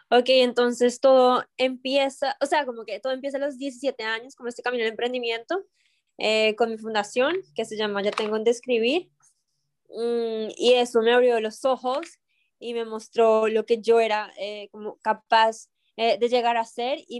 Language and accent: Spanish; Colombia; ya que estamos aquí en un, en un eh, podcast y como colombiano.